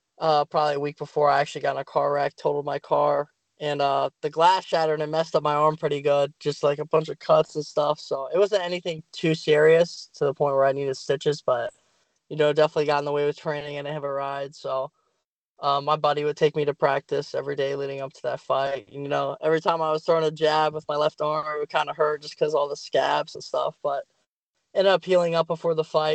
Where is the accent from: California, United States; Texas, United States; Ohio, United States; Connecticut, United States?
Ohio, United States; BCM, my hometown